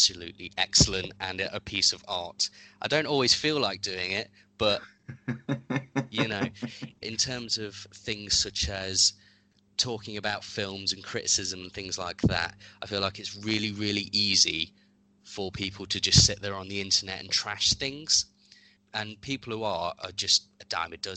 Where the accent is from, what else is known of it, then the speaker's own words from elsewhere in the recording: Derby, East Midlands, United Kingdom; also born or lived in Enfield, North London; I'm from North London originally. Mm. But I've lived in Derby since I was very young. So I basically consider myself to be from Derby because I was basically raised here.